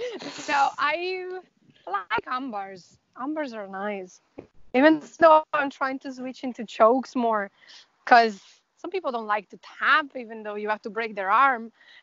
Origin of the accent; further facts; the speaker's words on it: Dublin, Leinster, Ireland; so we are from Dublin, so we rented the bus.